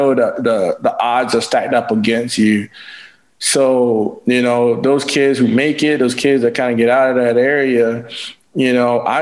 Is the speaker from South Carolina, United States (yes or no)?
yes; St. George, South Carolina, United States; I was born in St. George, South Carolina